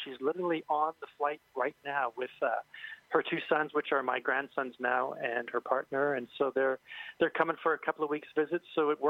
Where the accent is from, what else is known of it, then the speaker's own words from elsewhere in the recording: Saskatoon, Saskatchewan, Canada; now in Harrison Mills, Canada; I'm from Saskatoon